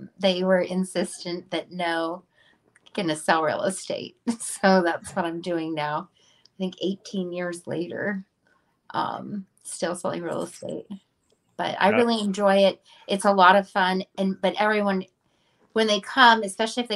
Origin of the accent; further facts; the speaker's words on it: Kodiak, Alaska, United States; also born or lived in Anchorage; I was born and raised in Kodiak